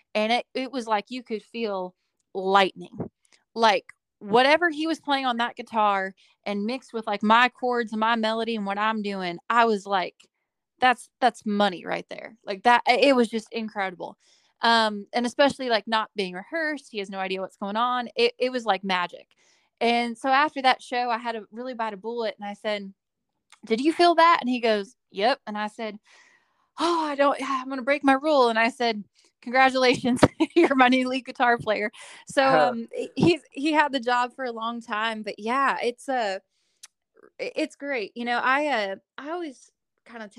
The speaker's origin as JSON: {"language": "English", "town": "Bakersfield", "region": "California", "country": "United States", "tie": "born or raised there", "said": "I am from Bakersfield, California. It's my hometown."}